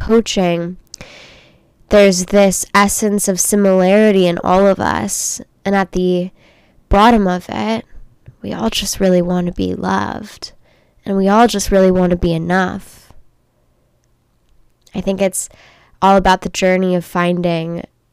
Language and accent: English; Los Angeles, California, United States; also born or lived in Orange County, California; I grew up in Los Angeles, California.